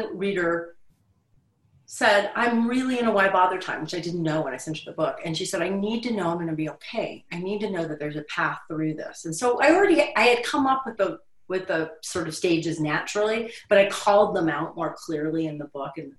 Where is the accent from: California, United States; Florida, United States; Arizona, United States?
Florida, United States; I grew up in Florida